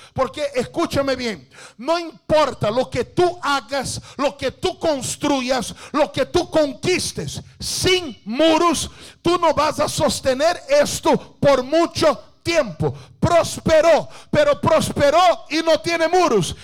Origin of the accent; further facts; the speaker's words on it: Brazil; Spanish is a second language; yo soy brasileño